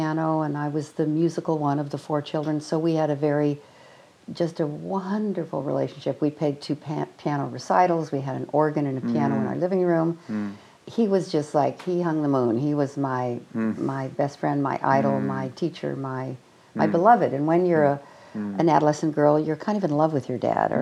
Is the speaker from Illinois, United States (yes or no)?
yes; Evanston, Illinois, United States; we grew up in Evanston, Illinois, mm-hmm. outside of Chicago